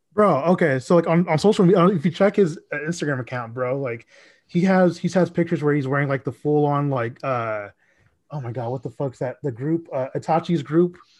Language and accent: English; Dallas, Texas, United States; also born or lived in Mesquite, Texas; I am from Dallas